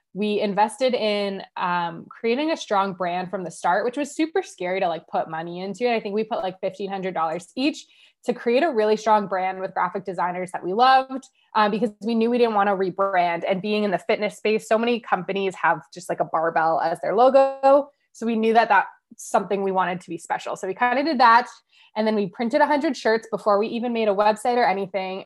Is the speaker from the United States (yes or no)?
no; Ottawa, Ontario, Canada; I'm from Ottawa, Canada, uh, born and raised.